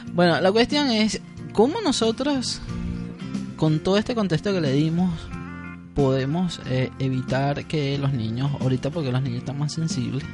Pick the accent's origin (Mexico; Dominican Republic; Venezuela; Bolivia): Venezuela; como somos venezolanos